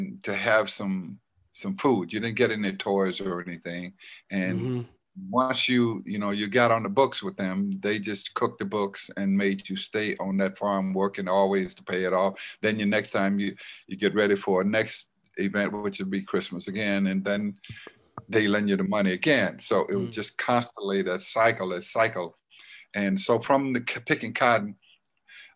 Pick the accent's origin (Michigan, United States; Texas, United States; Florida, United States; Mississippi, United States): Mississippi, United States; Silver City; moved away; I was born in Silver City, Mississippi